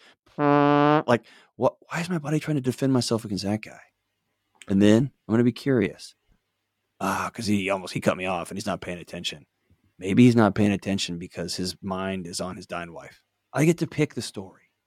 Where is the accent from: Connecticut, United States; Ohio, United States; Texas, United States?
Texas, United States; moved away; I grew up in Texas